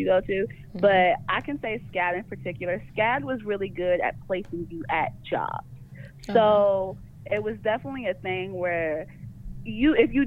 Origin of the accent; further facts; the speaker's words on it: Kentucky, United States; moved away; also born or lived in Florida / Georgia; I'm originally from Kentucky. I went to school in Florida, and I came to Georgia